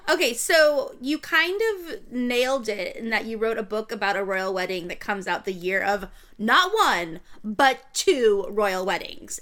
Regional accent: United States; Being an American

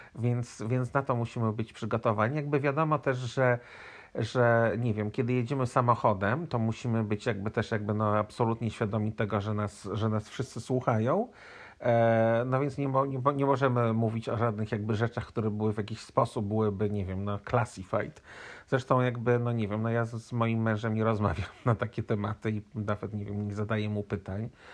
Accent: Poland; also born or lived in United States; now in Montreal, Canada; urodziłem się w Polsce, jestem Polakiem

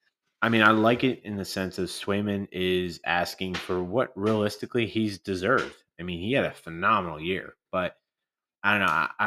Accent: United States; as being an American

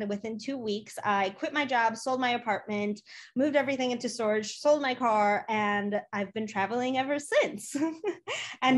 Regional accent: Chicago, Illinois, United States; also born or lived in Poland; I was born in Poland. I came to the US when I was three years old. I grew up in Chicago

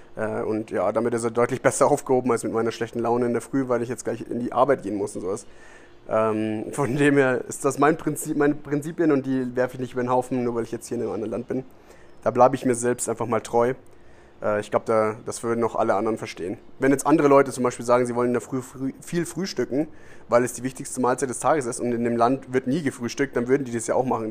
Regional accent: Germany; now in Costa Rica; bei uns in Deutschland

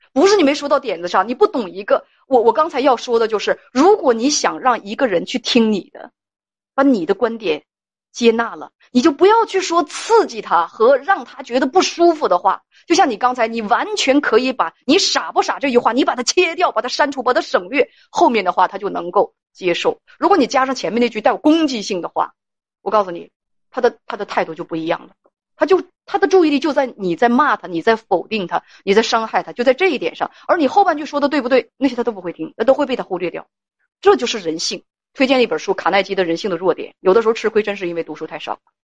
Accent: Northeast China, China; accent: Northeastern dialect; 用我们东北话来讲

